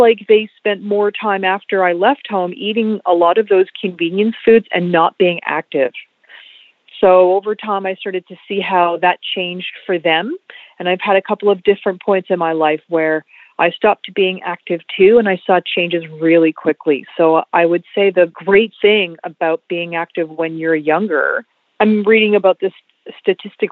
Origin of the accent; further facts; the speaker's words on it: Montreal, Quebec, Canada; I grew up in Montreal, which was a little bit different than growing up in Ontario